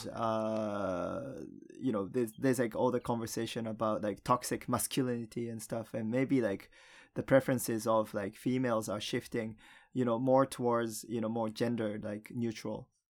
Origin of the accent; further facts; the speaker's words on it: Japan; moved away; also born or lived in United States / Canada; the only Japanese kid in school